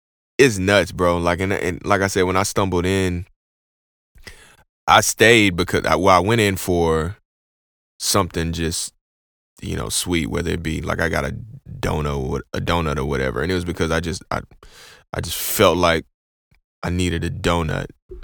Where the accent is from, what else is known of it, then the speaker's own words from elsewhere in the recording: Houston, Texas, United States; I'm from Houston